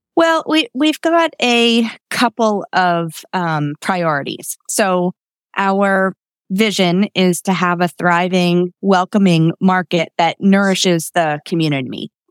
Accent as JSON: {"language": "English", "town": "Lititz", "region": "Pennsylvania", "country": "United States", "tie": "born or raised there", "also_born_or_lived": "Mount Joy, Pennsylvania", "said": "I grew up in Lititz, um, another, you know, cute landmark in, in our, um, county"}